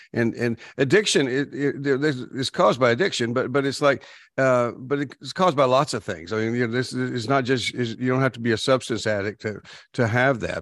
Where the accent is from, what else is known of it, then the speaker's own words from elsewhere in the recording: Texas, United States; I grew up in Texas, so we didn't just, we weren't fans, we worshiped the Cowboys